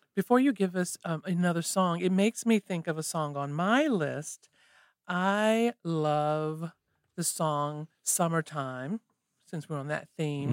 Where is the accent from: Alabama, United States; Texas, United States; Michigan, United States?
Alabama, United States; Mobile; I'm originally from Mobile, Alabama, and grow up hearing that type of music